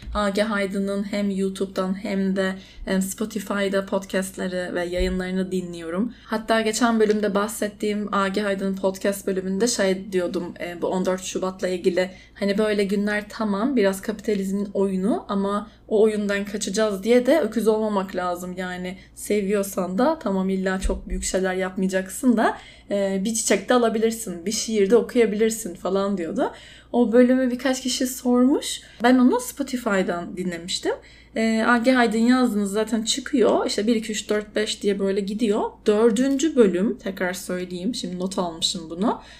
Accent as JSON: {"language": "Turkish", "region": "Istanbul", "country": "Turkey", "tie": "born or raised there", "also_born_or_lived": "Izmir", "moved": "yes", "said": "doğma büyüme İstanbulluyum"}